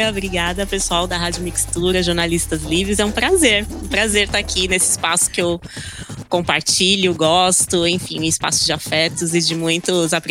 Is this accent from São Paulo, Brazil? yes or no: yes; Taboão da Serra, São Paulo, Brazil; Eu sou cria da periferia, costumo dizer que eu sou nascida e criada ali em Taboão da Serra, aqui, aqui em Taboão da Serra, né?